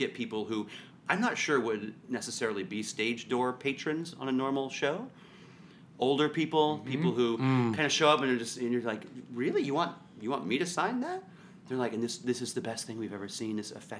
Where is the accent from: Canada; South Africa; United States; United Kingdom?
Canada; I have a story about, I'm from Canada.